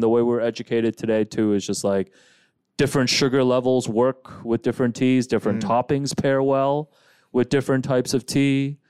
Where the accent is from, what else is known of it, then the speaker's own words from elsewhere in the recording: Markham, Ontario, Canada; enough to drive us to my stomping grounds of Markham.